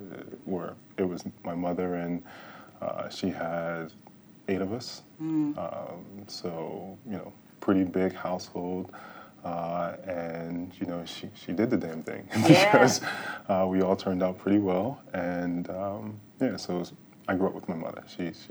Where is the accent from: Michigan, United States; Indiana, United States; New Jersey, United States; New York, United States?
New Jersey, United States; Camden; Born and raised in Camden, New Jersey. Really never stepped foot outside of the city until really college.